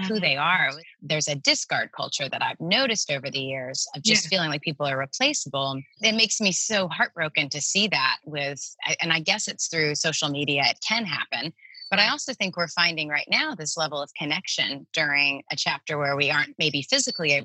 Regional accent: Tennessee, United States; moved away as an adult; also born or lived in New York; I'm on the mountain where I grew up in Tennessee at my parents' house sitting outside.

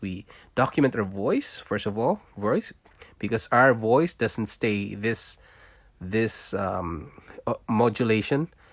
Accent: Philippines; moved away as an adult; also born or lived in Singapore; now in Canada; I was born in Philippines. I'm a Filipino

